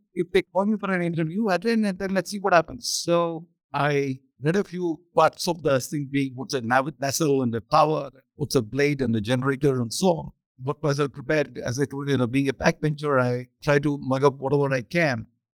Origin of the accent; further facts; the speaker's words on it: southern India, India; also born or lived in Chennai; I come from Madhya Pradesh, this is southern India